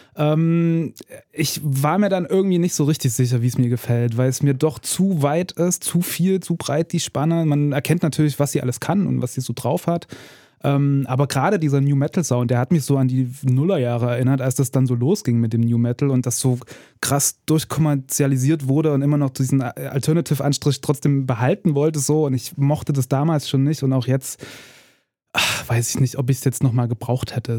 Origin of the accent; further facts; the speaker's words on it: Ore Mountains, Saxony, Germany; Also ich bin aus dem Erzgebirge